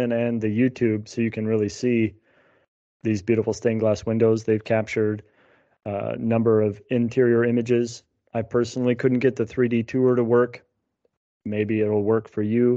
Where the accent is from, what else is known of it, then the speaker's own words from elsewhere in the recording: United States; as American Catholics